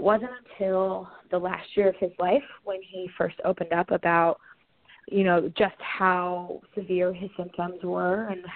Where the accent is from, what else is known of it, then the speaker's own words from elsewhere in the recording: Indianola, Iowa, United States; moved away as an adult; also born or lived in Danville, Kentucky / Cleveland, Ohio / Washington, D.C.; We're both from Indianola, Iowa, and went to Indianola High School